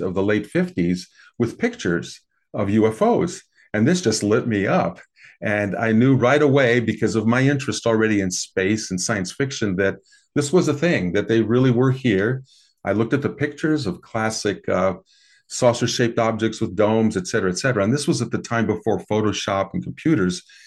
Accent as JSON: {"language": "English", "region": "American Midwest", "country": "United States", "tie": "born or raised there", "said": "I grew up in the American Midwest"}